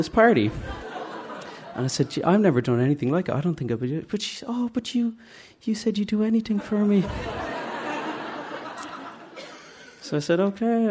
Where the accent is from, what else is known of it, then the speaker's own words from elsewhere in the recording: Dublin, Leinster, Ireland; I'm from Drumcondra